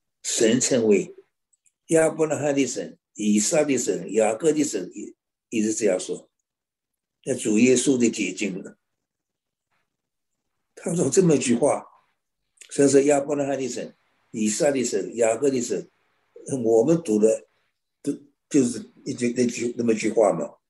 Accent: China; 我想着真是赶不上我们中国人聪明。

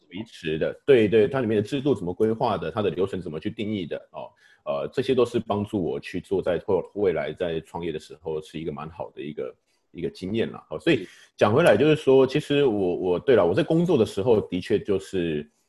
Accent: Taichung, Taiwan; also born or lived in Kaohsiung; 我在高雄出生，不过我很小就，就搬到台中去了

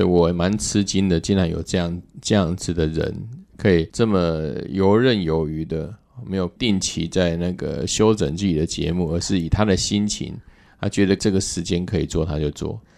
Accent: southern Taiwan, Taiwan; now in Taipei, Taiwan; 我是南部的小孩，本来刚开始我来台北

